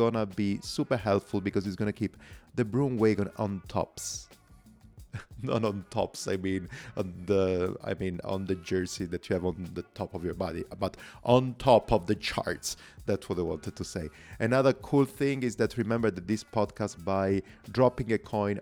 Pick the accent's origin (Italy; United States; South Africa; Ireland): Italy; accent: Italian; English is a second language; So my accent is pretty clear, and I told you basically I'm Italian